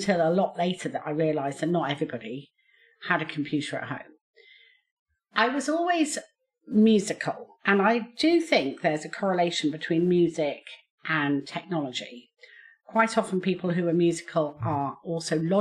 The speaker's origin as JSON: {"language": "English", "town": "Basingstoke", "region": "South East England", "country": "United Kingdom", "tie": "born or raised there", "said": "I was born and brought up in Basingstoke, and I went through the state school system"}